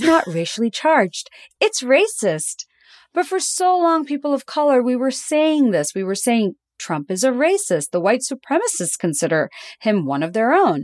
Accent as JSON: {"language": "English", "town": "Dhaka", "region": "Dhaka Division", "country": "Bangladesh", "tie": "born or raised there", "moved": "yes", "said": "I grew up in Dhaka, in Bangladesh"}